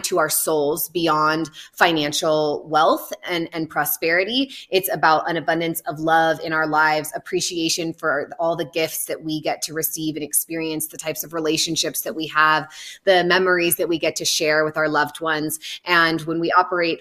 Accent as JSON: {"language": "English", "area": "the Redwoods", "region": "California", "country": "United States", "tie": "born or raised there", "said": "I grew up in the Redwoods"}